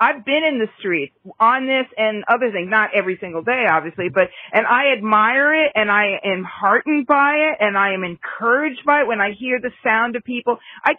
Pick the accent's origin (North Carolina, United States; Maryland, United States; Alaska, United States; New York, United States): New York, United States; As a New Yorker